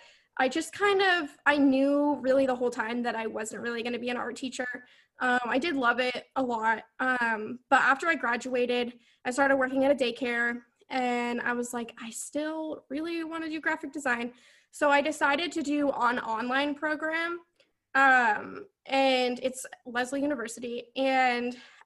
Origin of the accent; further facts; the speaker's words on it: Vermont, United States; the school here in Vermont, I'm from Vermont, is UVM